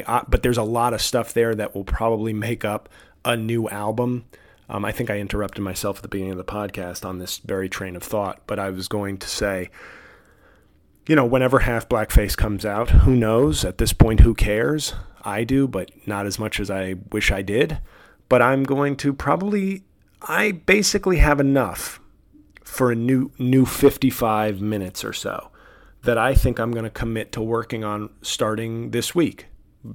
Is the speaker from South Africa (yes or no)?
no; the West, United States; I'm from the West and I hate the way Yellowstone.